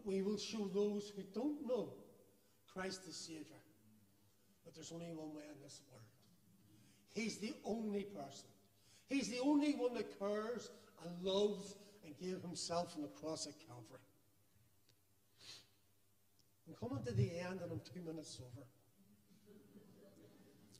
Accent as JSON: {"language": "English", "town": "Belfast", "region": "Northern Ireland", "country": "United Kingdom", "tie": "born or raised there", "moved": "yes", "lives_now": "Jordanstown, United Kingdom", "said": "I'm proud to say that I come from the Shangle"}